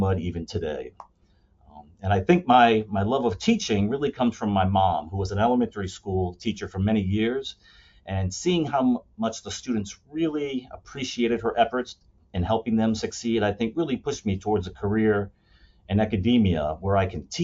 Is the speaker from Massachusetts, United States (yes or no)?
yes; Shrewsbury, Massachusetts, United States; growing up in Shrewsbury, Massachusetts